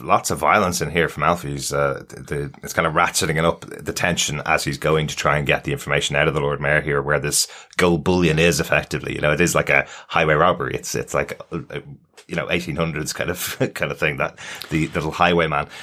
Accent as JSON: {"language": "English", "country": "Ireland", "said": "we're from Ireland"}